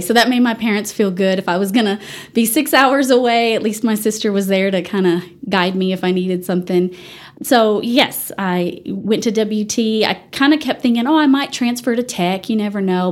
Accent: Dallas, Texas, United States; moved away as an adult; also born or lived in Canyon, Texas; now in Amarillo, United States; I grew up in the Dallas area

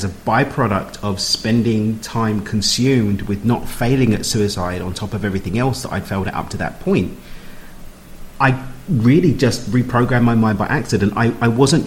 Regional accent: London, United Kingdom; I'm from East London

